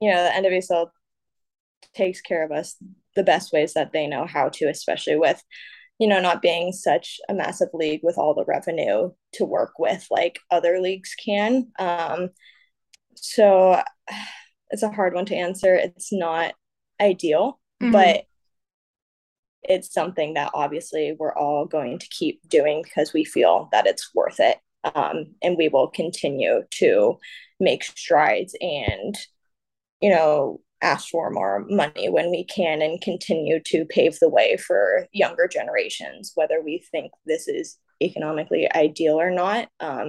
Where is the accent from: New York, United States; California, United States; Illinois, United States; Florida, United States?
California, United States; San Jose; moved away as an adult; also born or lived in Federal Way, Washington / Washington, District of Columbia, United States; now in San Diego, United States; I was really young when I moved, which is why I always say that I'm from San Jose, because I didn't spend a lot of my life in Federal Way, Tacoma.